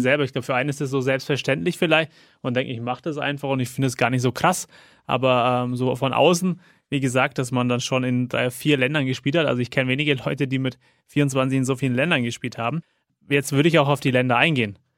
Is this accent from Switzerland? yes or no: no; Germany; bei uns in Deutschland